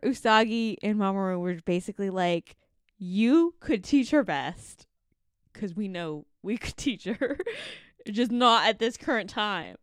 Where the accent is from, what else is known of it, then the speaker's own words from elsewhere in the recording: Canada; we grew up in Canada